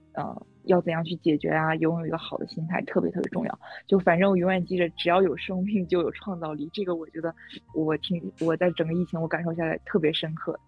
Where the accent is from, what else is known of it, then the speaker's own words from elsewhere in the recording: Hegang, Heilongjiang, China; moved away; 我的老家是叫鹤岗，我想你们一定听说过这城市，因为它是全国房价最低的城市